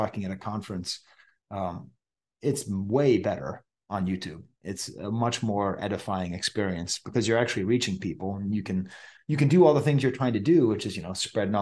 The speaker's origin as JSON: {"language": "English", "region": "Massachusetts", "country": "United States", "tie": "born or raised there", "said": "growing up in Massachusetts"}